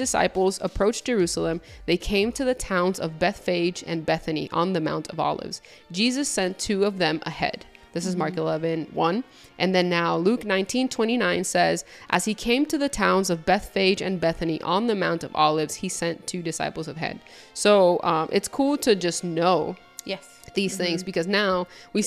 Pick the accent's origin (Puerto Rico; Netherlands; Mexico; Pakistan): Puerto Rico; I'm from Puerto Rico, and then Puerto Rico is the island of enchantment